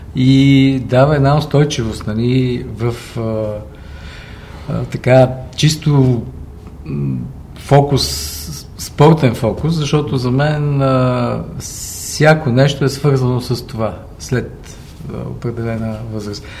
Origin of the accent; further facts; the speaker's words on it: Sofia, Sofia City, Bulgaria; moved away as an adult; отраснал съм до Герена и респективно съм от Левски до ден днешен